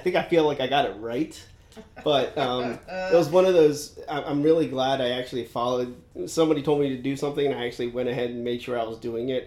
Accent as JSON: {"language": "English", "town": "Severna Park", "region": "Maryland", "country": "United States", "tie": "born or raised there", "said": "I grew up in Anne Arundel County. So I grew up right around Severn Park, Maryland"}